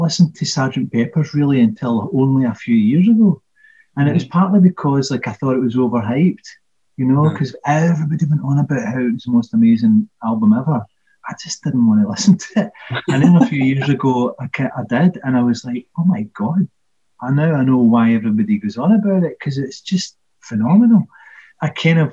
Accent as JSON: {"language": "English", "area": "Tweicher", "region": "Scotland", "country": "United Kingdom", "tie": "born or raised there", "said": "I grew up in Tweicher"}